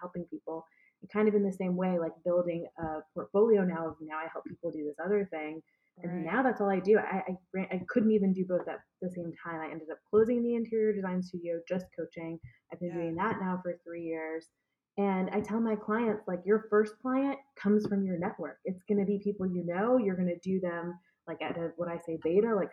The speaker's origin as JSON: {"language": "English", "town": "Atlanta", "region": "Georgia", "country": "United States", "also_born_or_lived": "Washington, D.C.", "moved": "as an adult", "said": "I decided I was going to move back home. I'm from Atlanta, Georgia. I moved back home"}